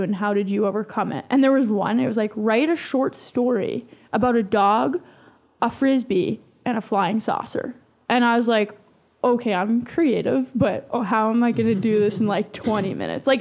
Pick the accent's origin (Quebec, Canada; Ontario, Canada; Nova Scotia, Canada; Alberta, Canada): Alberta, Canada; High River; I'm from High River, so I worked at the radio station in High River